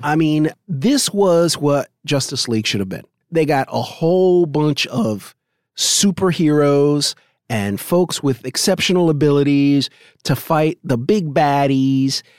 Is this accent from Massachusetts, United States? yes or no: no; New York, United States; I could speak Yiddish because I grew up in New York